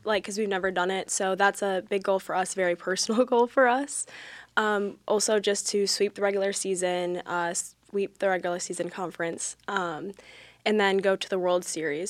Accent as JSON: {"language": "English", "region": "Wisconsin", "country": "United States", "moved": "as an adult", "said": "I'm from Winnicotti, Wisconsin."}